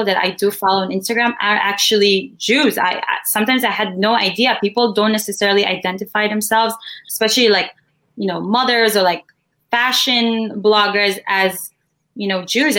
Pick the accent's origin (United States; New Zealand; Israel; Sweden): Israel; moved away; I spent 12 years of my life growing up in Israel, and Israel has always been my home